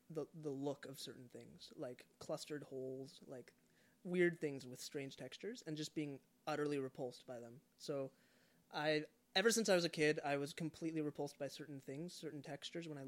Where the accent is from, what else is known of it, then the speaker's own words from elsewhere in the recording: Canada; I'm a Canadian citizen, but I identify, um, I don't know, I guess, as a Jesus follower primarily